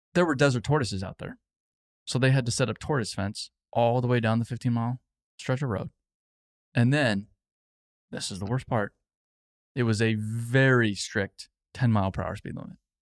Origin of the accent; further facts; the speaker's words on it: Phoenix, Arizona, United States; I grew up in Phoenix